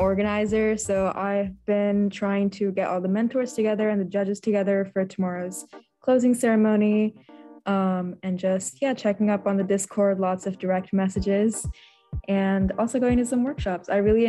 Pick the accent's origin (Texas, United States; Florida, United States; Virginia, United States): Virginia, United States; Ashburn; I'm from Loudoun County, Virginia, Ashburn